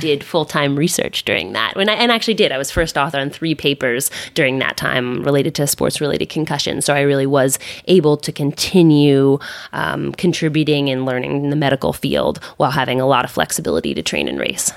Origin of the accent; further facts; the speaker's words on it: Philadelphia, Pennsylvania, United States; also born or lived in Lorraine, France; I grew up in Philadelphia